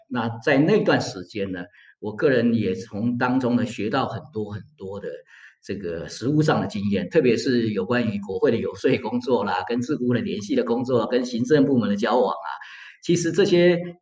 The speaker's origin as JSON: {"language": "Chinese", "country": "Taiwan", "also_born_or_lived": "United States / Florence, Italy / Bologna, Italy", "moved": "as an adult", "lives_now": "Switzerland", "said": "身为一个台湾人"}